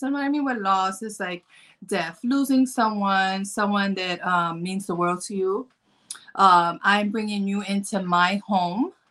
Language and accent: English; Chicago, Illinois, United States; I'm from Chicago